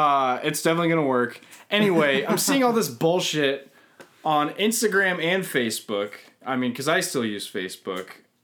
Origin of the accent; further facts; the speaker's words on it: Colorado, United States; also born or lived in Los Gatos, California; And I grew up in Colorado, okay?